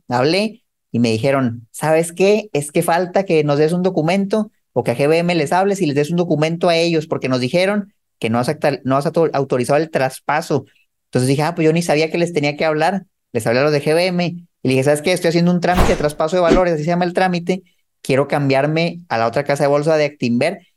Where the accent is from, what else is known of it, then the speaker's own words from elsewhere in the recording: Mexico; moved away as an adult; also born or lived in United States; cuando yo me mudé de Estados Unidos de vuelta a México